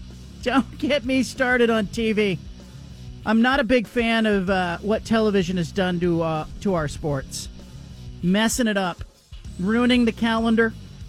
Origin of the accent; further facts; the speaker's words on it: Bay Area, California, United States; when I was a kid growing up in the Bay Area